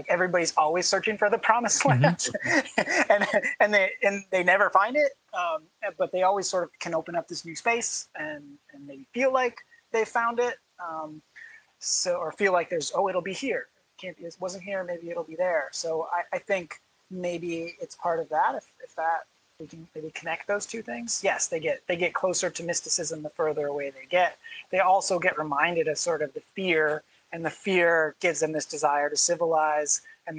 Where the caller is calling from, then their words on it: Illinois, United States; I'm coming from Illinois, so I guess that's what I mean when I say we.